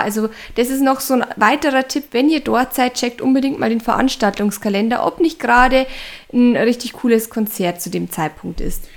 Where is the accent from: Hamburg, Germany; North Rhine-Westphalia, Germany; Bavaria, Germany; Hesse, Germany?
Bavaria, Germany; bei uns in Bayern